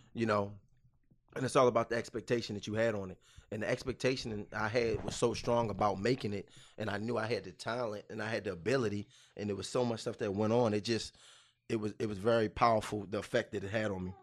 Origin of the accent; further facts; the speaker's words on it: Baltimore, Maryland, United States; moved away; I'm from Baltimore, Maryland